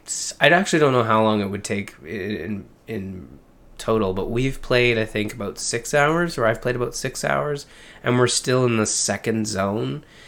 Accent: Canada; I'm Canadian

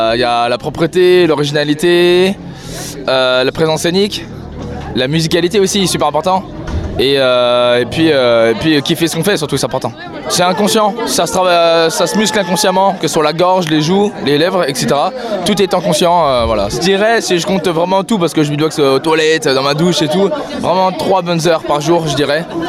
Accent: Vendée, La Roche-sur-Yon, Pays de la Loire, France; je suis de Vendée, La Roche-Orient

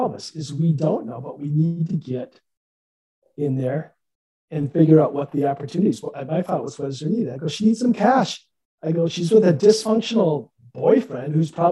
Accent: Midwest, United States; moved away; I'm from Midwest initially

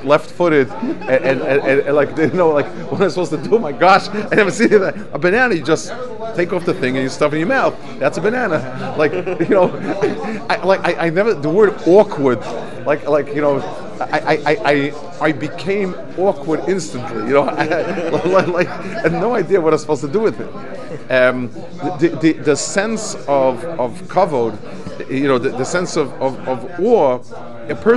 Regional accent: United States

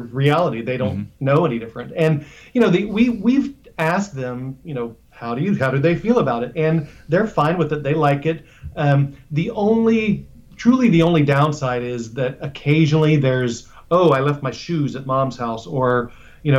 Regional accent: Ohio, United States; now in San Francisco, United States; I'm from Ohio

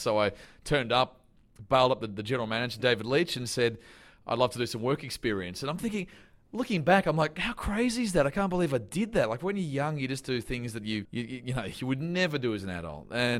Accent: Canberra, Australian Capital Territory, Australia; But it's one of those things where growing up in Canberra, doing radio was the last thing I thought would happen.

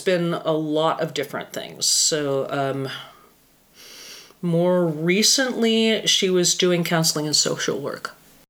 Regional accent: Fairbanks, Alaska, United States; born there; Fairbanks, Alaska is where I was born.

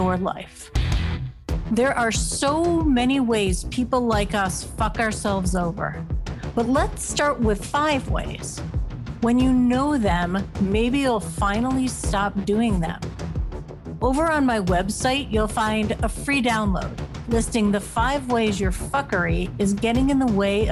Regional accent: Ohio, United States; my home state of Ohio

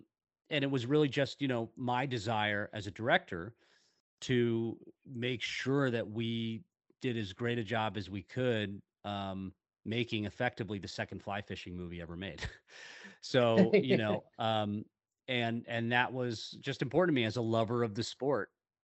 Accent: Seattle, Washington, United States; I grew up in Seattle, Washington.

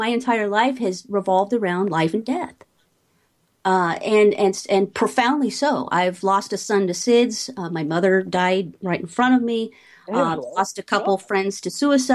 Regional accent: Beck Row, East of England, United Kingdom; moved away; I grew up in Beck Row, which is about 30 minutes from Cambridge. It's northeast of London, East Anglia

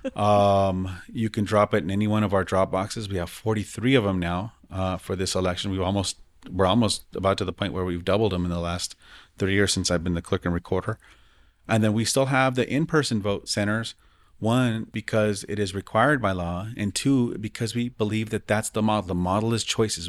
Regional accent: Denver, Colorado, United States; growing up in the West Side

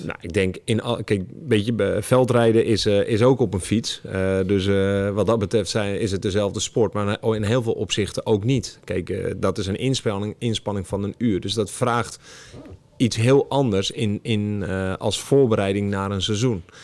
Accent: Alkmaar, North Holland, Netherlands; now in Het Gooi, Netherlands; ik woon in het Gooi, maar ik kom er niet vandaan. Ik kom uit Noord-Holland

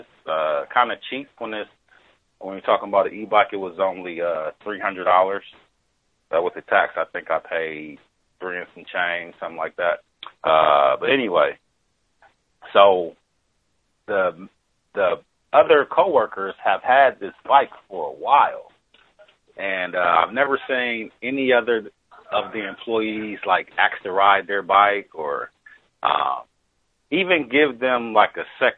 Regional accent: Wisconsin, United States; now in California, United States; I'm from Wisconsin

